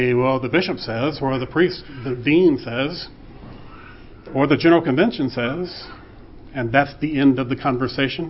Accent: Vicksburg, Mississippi, United States; They met on the steps of Holy Trinity Episcopal Church in Vicksburg, Mississippi, where all four of their children were baptized and confirmed, and where I was ordained a deacon

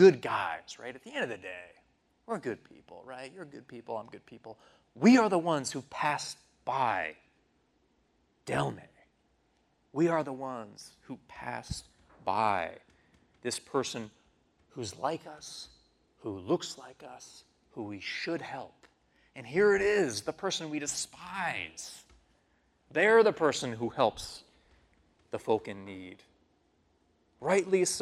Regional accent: New York City, New York, United States; I'm from New York City

